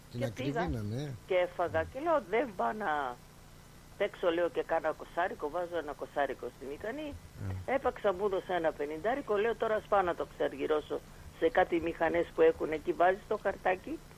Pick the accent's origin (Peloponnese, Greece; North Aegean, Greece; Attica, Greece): North Aegean, Greece; Mytilene; και ο κάθε ένας που το έχω στα χέρια μου ότι είμαι και εγώ από τη Μυτιλίνη.